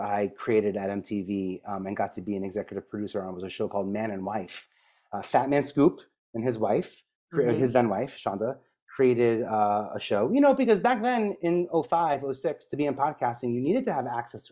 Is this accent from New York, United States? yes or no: yes; New York, United States; especially as a New Yorker